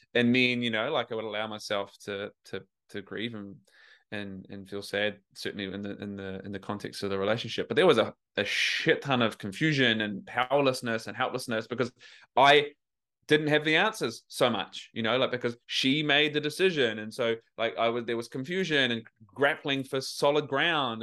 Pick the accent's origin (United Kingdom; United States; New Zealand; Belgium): New Zealand; moved away as an adult; now in Australia; I live in Australia, I'm from New Zealand, but I was trying to grapple with my accent.